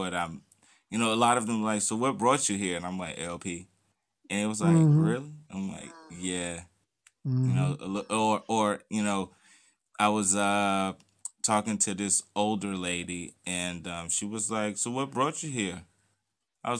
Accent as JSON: {"language": "English", "town": "Richmond", "region": "Virginia", "country": "United States", "moved": "yes", "lives_now": "United Kingdom", "said": "I'm from Richmond, Virginia."}